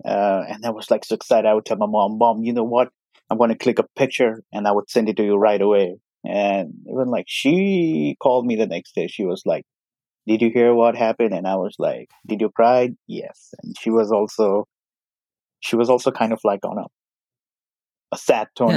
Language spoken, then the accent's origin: English; Nepal; moved away as an adult; now in Virginia, United States; I'm currently in Virginia. Originally, I'm from Nepal.